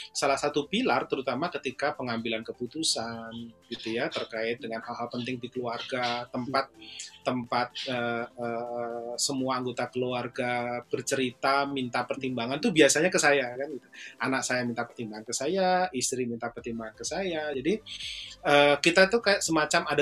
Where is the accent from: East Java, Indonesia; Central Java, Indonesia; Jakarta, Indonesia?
Central Java, Indonesia; Surakarta; saya nggak saya nggak ke kampung halaman saya, saya nggak ke Solo, saya nggak ke oh, Jogja.